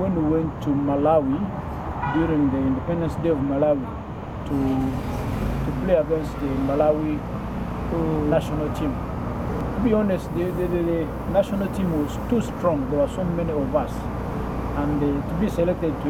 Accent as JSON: {"language": "English", "town": "Kilembe", "region": "Western Region", "country": "Uganda", "tie": "born or raised there", "also_born_or_lived": "Kabale, Uganda", "said": "I am from the district of Kabale in southwestern Uganda. I was born in 1954. Mm-hmm. And I grew up in Kilembe Mines Limited in western of Uganda"}